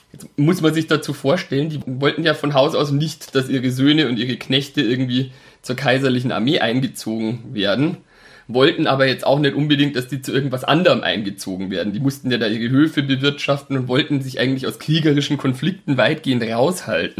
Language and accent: German; Altötting, Bavaria, Germany; Burghausen, das ist so die Gegend, wo ich aufgewachsen bin. Also komme aus Altötting